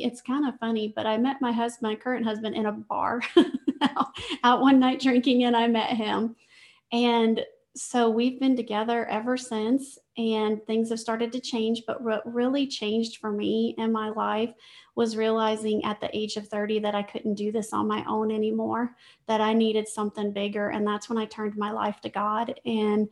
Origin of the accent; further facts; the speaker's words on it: Louisiana, United States; I grew up in Louisiana